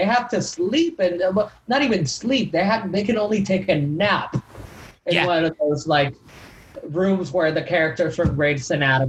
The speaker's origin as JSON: {"language": "English", "country": "Puerto Rico", "moved": "yes", "said": "I'm from Puerto Rico."}